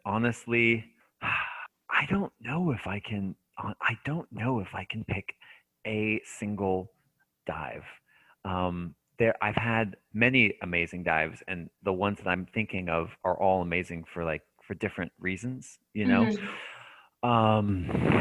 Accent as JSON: {"language": "English", "country": "United States", "also_born_or_lived": "Japan / Hawaii", "moved": "as an adult", "said": "as an American citizen"}